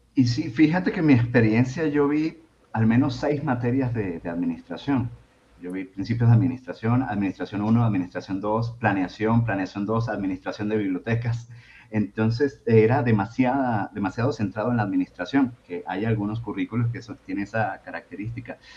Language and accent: Spanish; Venezuela; now in Mexico; soy originariamente de Venezuela